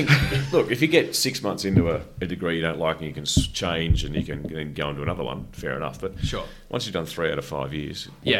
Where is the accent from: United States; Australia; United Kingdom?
Australia; Canberra, Australian Capital Territory; So you're in a new city. I came from Canberra.